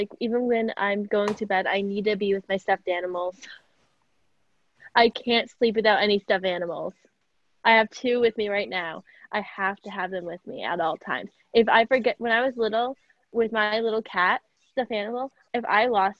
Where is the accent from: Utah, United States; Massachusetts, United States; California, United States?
Massachusetts, United States; I'm from Massachusetts. I'm not from New York